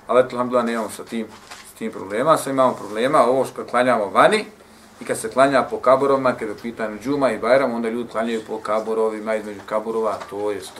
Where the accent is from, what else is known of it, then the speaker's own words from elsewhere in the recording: Bosnia & Herzegovina; većina džamija kod nas u Bosni